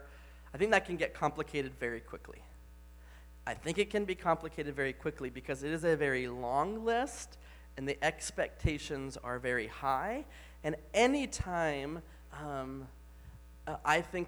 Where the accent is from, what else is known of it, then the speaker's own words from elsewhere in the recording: the Bible Belt, Southern United States, United States; moved away; I grew up in the Bible Belt